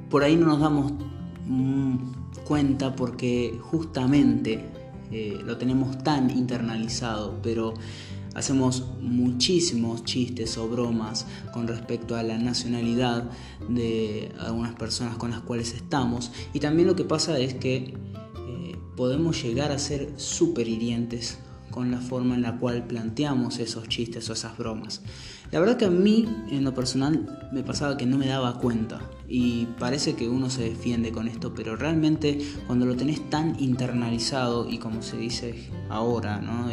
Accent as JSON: {"language": "Spanish", "country": "Argentina", "said": "soy argentino"}